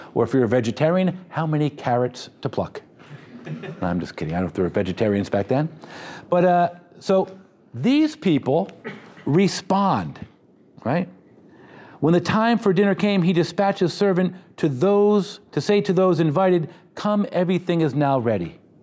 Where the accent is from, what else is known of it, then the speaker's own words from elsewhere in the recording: United States; because I'm too American